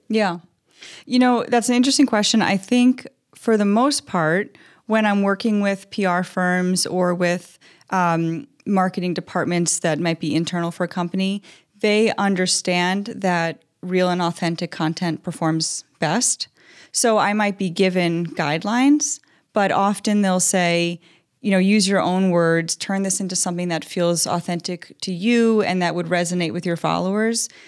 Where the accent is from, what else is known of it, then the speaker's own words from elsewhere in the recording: Long Island, New York, United States; moved away as an adult; now in Minnesota, United States; I'm from New York originally. I grew up on Long Island